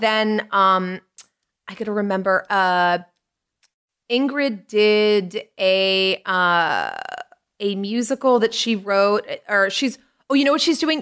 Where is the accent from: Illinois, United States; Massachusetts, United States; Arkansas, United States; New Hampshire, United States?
Massachusetts, United States; Lynn; also born or lived in Salisbury, Massachusetts; I grew up in Lynn originally till I was like ten or eleven. Then we moved up north to Salisbury